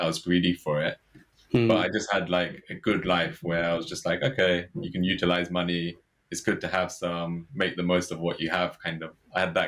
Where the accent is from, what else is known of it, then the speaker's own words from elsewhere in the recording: Watford, East of England, United Kingdom; I was born and brought up in Watford